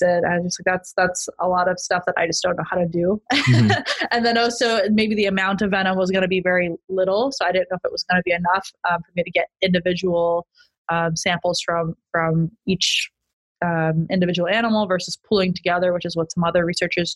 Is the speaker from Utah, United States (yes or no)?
yes; Utah, United States; also born or lived in Merced, California; now in San Diego, United States; I grew up in Utah, which is a landlocked state